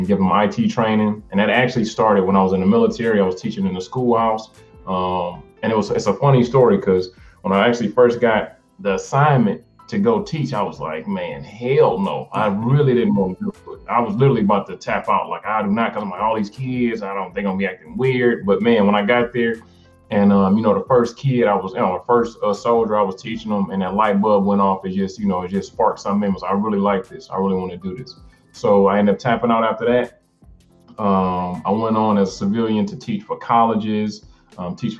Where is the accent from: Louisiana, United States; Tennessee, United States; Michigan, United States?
Michigan, United States; Detroit; I'm from Detroit